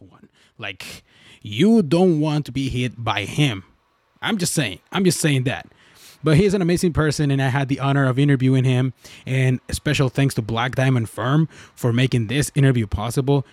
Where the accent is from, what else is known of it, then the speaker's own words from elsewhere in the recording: Mexico; I'm from Mexico